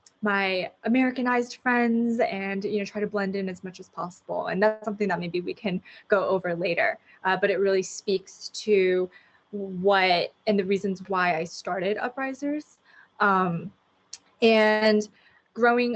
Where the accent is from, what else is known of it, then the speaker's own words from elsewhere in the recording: Los Angeles, California, United States; born and raised in Los Angeles, fourth generation